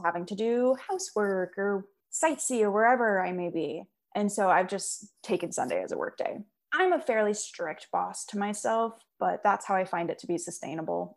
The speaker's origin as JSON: {"language": "English", "town": "Seattle", "region": "Washington", "country": "United States", "said": "I'm from Seattle"}